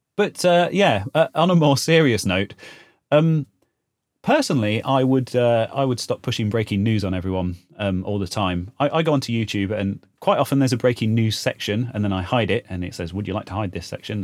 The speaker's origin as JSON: {"language": "English", "area": "Leicestershire", "region": "East Midlands", "country": "United Kingdom", "tie": "born or raised there", "said": "I was born in Leicestershire and I still live in Leicestershire in the Midlands in the U K"}